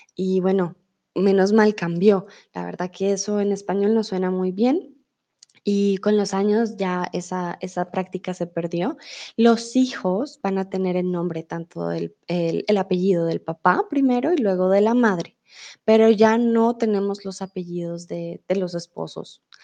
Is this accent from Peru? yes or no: no; Colombia; also born or lived in Germany; now in Mexico; yo soy tutora de español aquí en Chatterbox y soy de Colombia.